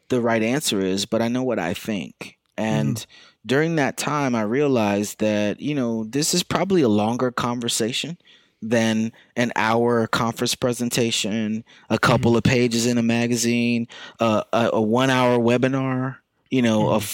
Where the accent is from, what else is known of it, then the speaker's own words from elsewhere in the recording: the South, United States; born there; now in New York City, United States; I was born in the South. I would not change that.